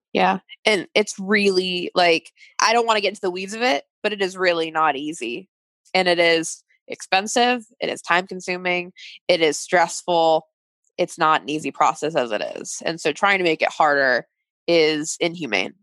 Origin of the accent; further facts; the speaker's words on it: United States; as an American and working in healthcare